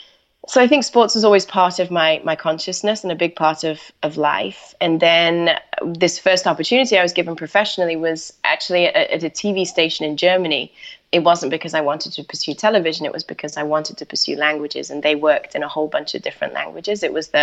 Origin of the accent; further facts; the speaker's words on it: Manchester, North West England, United Kingdom; moved away; I grew up in Manchester, but decided I wanted to leave the UK and go off and do just travel around a little bit.